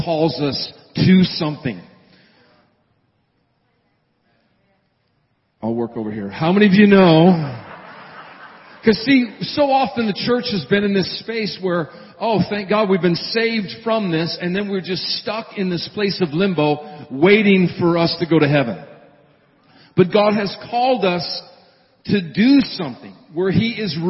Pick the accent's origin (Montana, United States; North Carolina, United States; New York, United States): Montana, United States; moved away; back in my hometown and home state of Montana